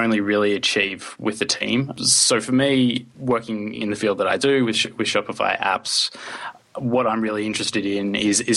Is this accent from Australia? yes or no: yes; Australia; now in Sweden; I'm an Australian. However, I live in Sweden